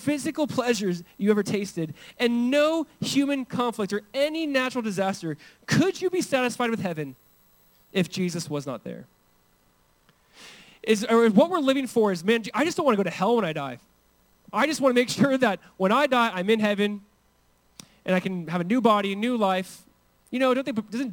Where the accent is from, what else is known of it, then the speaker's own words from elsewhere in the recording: Southern California, United States; I grew up in Southern California